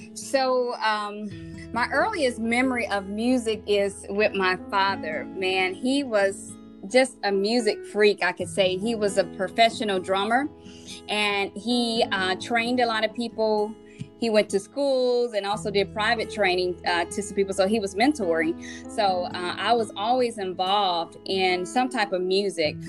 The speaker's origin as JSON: {"language": "English", "region": "Mississippi", "country": "United States", "said": "I'm from Mississippi"}